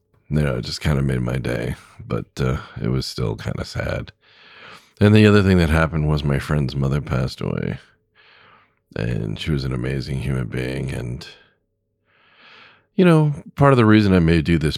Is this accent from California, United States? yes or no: yes; Southern California, United States; also born or lived in Lakewood, California / Long Beach, California / Pasadena, California; now in Wisconsin, United States; I grew up in Southern California